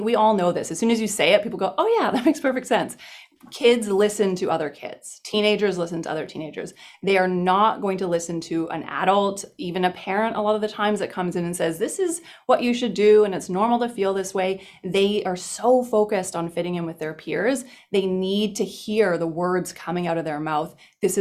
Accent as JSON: {"language": "English", "region": "British Columbia", "country": "Canada", "said": "I'm originally from British Columbia"}